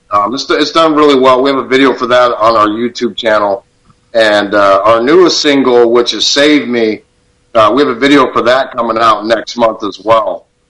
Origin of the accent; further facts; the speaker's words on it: Tucson, Arizona, United States; born and raised in Tucson